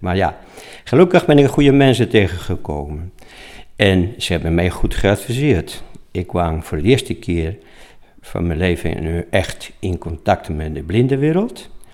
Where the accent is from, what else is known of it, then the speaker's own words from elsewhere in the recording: Spain; Dutch is a second language; moved away as an adult; now in Apeldoorn, Netherlands; oorspronkelijk kom ik uit Spanje. In 1965 was ik 19 jaar en werkloosheid in Spanje was enorm hoog